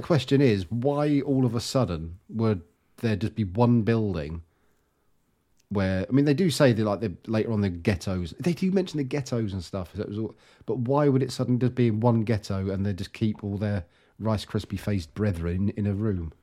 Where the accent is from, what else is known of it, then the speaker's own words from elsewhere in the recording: England, United Kingdom; we're English